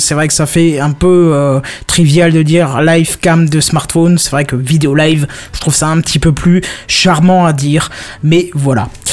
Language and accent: French; Moselle and Alsace, Grand Est, France; on vient de Moselle et Alsace principalement.